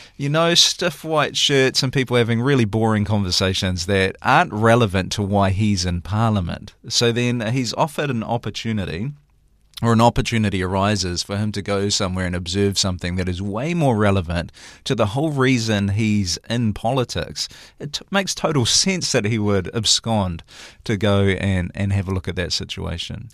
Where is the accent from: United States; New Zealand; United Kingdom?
New Zealand; Waikato; I'm from the Waikato